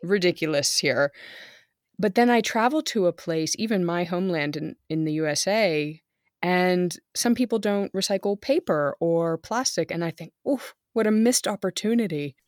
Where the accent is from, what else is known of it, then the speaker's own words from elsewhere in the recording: near Monterey Bay, California, United States; moved away as an adult; now in Germany; I grew up in California near Monterey Bay